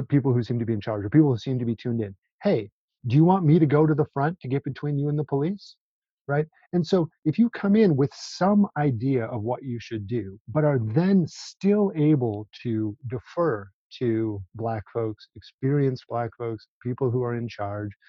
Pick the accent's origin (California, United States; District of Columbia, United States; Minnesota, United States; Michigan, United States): Minnesota, United States; Minneapolis; now in Bloomington, United States; I'm from Minneapolis.